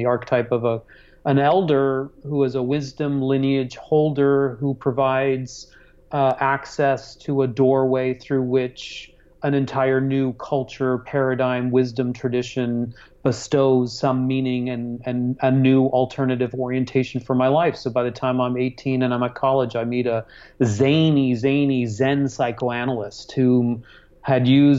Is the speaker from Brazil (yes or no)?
no; Hong Kong; also born or lived in Singapore; I was born in Singapore and raised in Hong Kong, and already had a very multicultural, multi-heritage